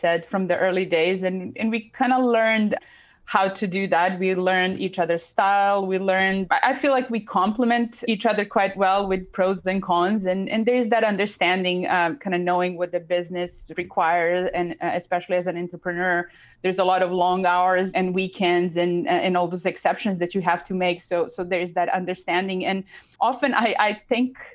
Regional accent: Serbia; moved away; growing up in Serbia

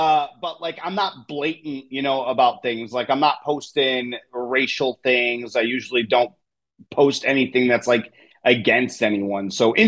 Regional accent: Chicago, Illinois, United States; And then and I came from Chicago. So we were locked down again.

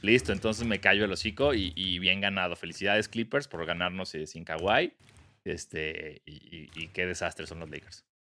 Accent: Mexico; born or raised there

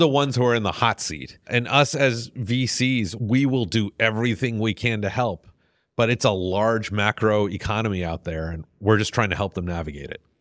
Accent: Houston, Texas, United States; also born or lived in Clear Lake; I grew up in Houston. I don't think I'm, I qualify as native 'cause I got here in middle school

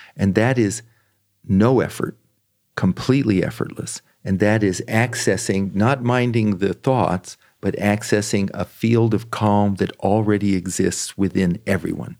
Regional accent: San Francisco Bay Area, California, United States; also born or lived in Washington, D.C.; I was born in Washington, D C. I grew up in the San Francisco Bay Area.

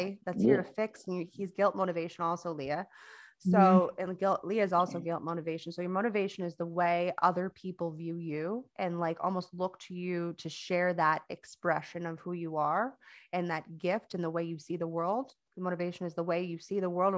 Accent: Florida, United States; moved away as an adult; now in North Carolina, United States; I'm actually from Florida, not from North Carolina. As you can probably hear, I don't have an accent. I'm not from here.

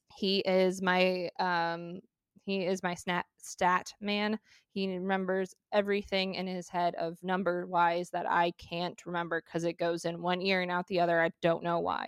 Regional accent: Arizona, United States; I'm a female and I'm from Arizona

